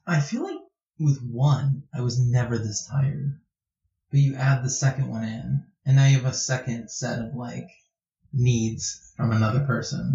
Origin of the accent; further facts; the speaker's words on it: United States; as Americans